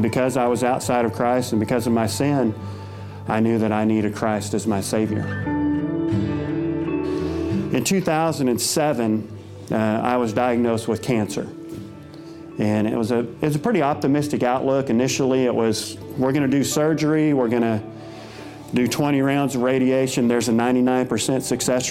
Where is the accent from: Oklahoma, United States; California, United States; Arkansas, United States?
Oklahoma, United States; Dewey; I grew up in Dewey, Oklahoma, northeast Oklahoma